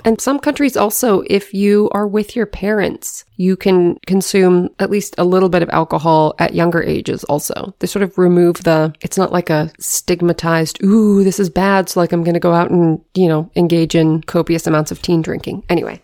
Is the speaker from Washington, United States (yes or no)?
yes; Washington, United States; growing up in Washington State